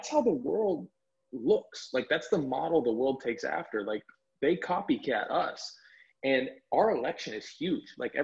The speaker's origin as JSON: {"language": "English", "country": "United States", "moved": "yes"}